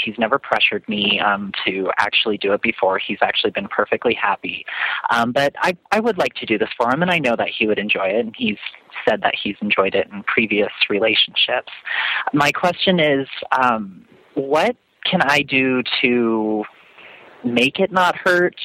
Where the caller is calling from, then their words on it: Denver, Colorado, United States; I'm calling from Denver, Colorado